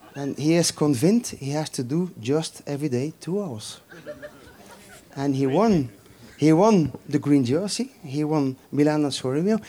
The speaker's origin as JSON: {"language": "English", "region": "Flanders", "country": "Belgium", "second_language": "English", "said": "I'm coming from Flanders"}